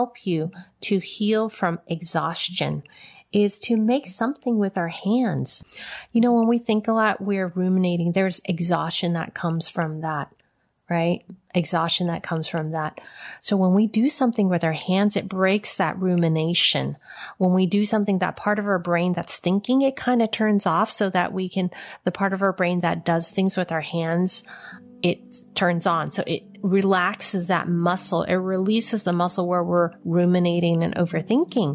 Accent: San Francisco, California, United States; I was born in San Francisco Chinatown.

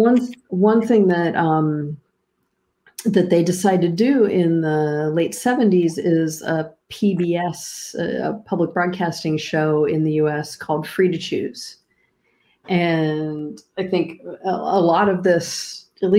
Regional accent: Pittsburgh, Pennsylvania, United States; my hometown of Pittsburgh

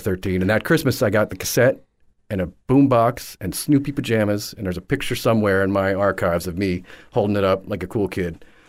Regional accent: Newburgh, New York, United States; moved away as an adult; also born or lived in Oswego, New York; now in Naples, United States; Born in upstate New York, around, born in Oswego. My family moved downstate to around Poughkeepsie. actually Newburgh, New York.

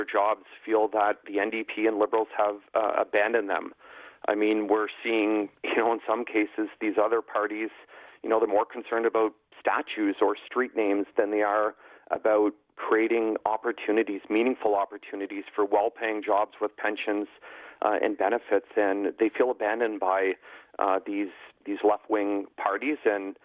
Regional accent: Newbury, Ontario, Canada; I come from southwestern Ontario. I mean, I was raised in my hometown of Newbury, like population 400 people

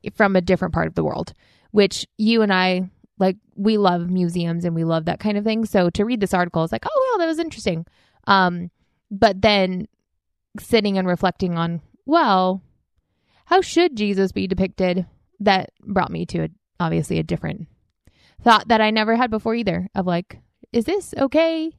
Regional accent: United States; growing up in the United States

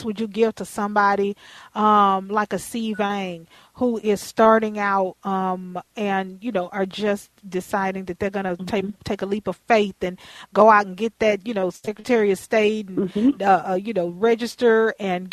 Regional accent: United States; moved away; as a little girl growing up in Fifth Ward

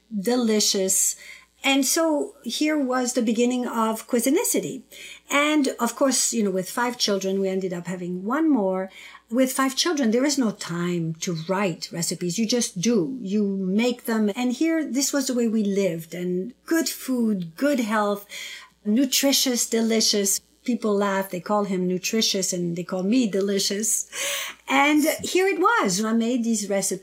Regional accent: southern France, France; moved away; also born or lived in North Africa; I was born in North Africa on the southern coastal tip of the Mediterranean Sea, and I was raised in southern France on the other side of the Mediterranean.

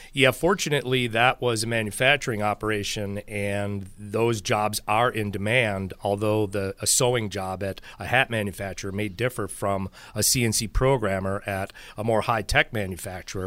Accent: Buffalo, New York, United States; I grew up in Buffalo and went to school in the seventies and eighties

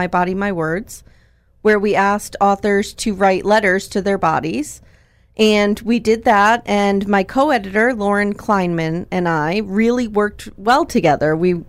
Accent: Scranton, Pennsylvania, United States; So I grew up in Scranton. I've been here pretty much my whole life. My husband and I live in Scott Township now, which is only about 15 miles north of Scranton.

